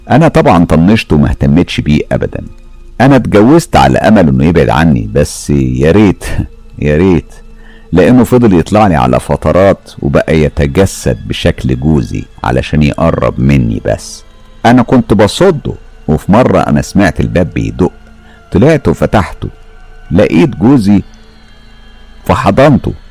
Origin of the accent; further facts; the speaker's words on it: Syria; أنا … من سوريا أنا أم البنتين وولد بشتغل مدربة حلاقة مع الهلال الأحمر السوري